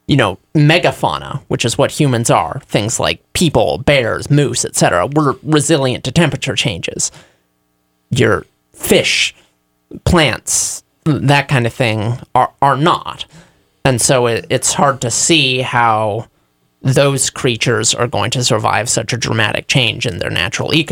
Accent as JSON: {"language": "English", "country": "United States", "said": "We're from Reading."}